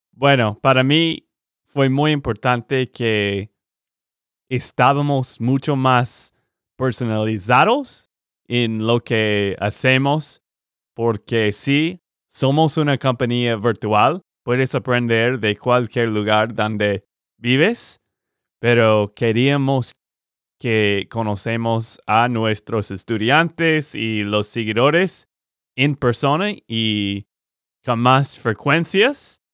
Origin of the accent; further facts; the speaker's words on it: Texas, United States; de Texas, Estados Unidos